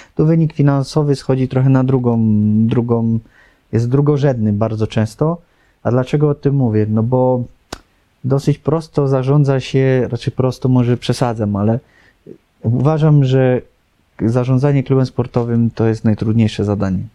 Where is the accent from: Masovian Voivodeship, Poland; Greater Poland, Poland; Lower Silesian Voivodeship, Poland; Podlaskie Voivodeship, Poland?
Lower Silesian Voivodeship, Poland; Lubin; wychowałem się w Lubinie